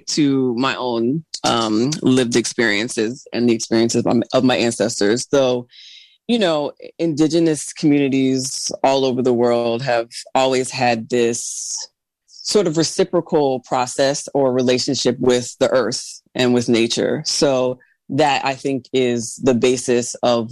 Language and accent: English; United States; I'm Black American